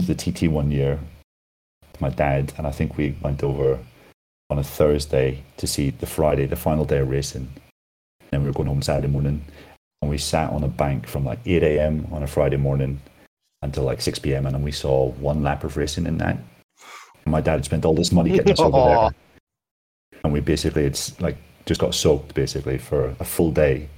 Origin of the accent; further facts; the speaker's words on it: Northern Ireland, United Kingdom; I'm from Northern Ireland